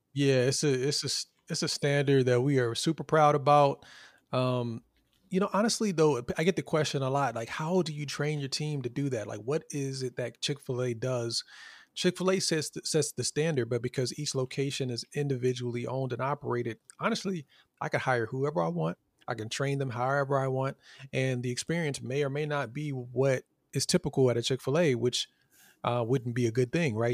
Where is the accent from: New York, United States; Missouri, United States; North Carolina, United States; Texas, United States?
North Carolina, United States; Fayetteville; moved away; where I grew up in Fayetteville, North Carolina.